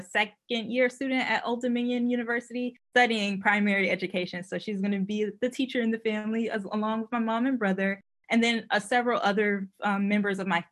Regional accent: Richmond, Virginia, United States; I'm from Richmond, Virginia. And so as a, you know, growing up within the Richmond Public Schools

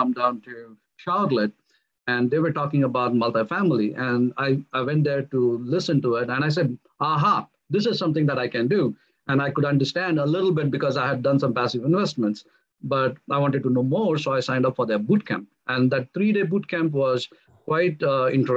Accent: India; moved away as an adult; now in United States; I'm of Indian origin. So I moved to the United States in the year 2001.

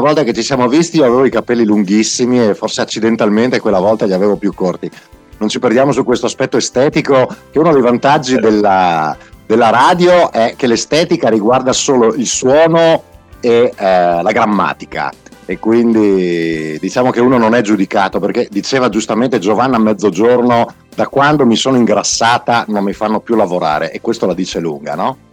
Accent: Calalzo di Cadore, Veneto, Italy; io vengo da Calalzo di Cadore, un paese fantastico qua a due passi dai nostri microfoni dove io ho passato una bella infanzia e sono cresciuto

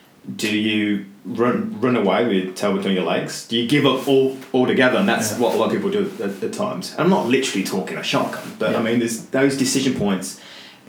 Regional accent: England, United Kingdom; moved away as an adult; now in Australia; I'm English

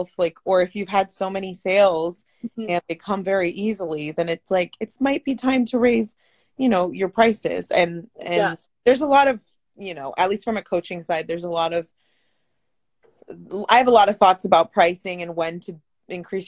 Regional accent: San Francisco, California, United States; I'm actually from the Bay Area. I was born in San Francisco, but ooh, both my parents are Guatemalan.

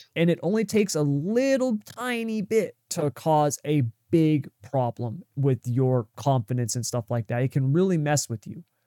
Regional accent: United States

